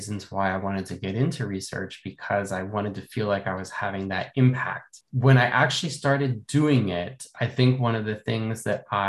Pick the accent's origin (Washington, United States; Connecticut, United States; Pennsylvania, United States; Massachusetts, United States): Pennsylvania, United States; Philadelphia; moved away as an adult; also born or lived in Boston; I am originally from the Philadelphia area, which is, you know, on the east coast of the U.S., not too far from New York City, about 2 hours south of New York. That's where I grew up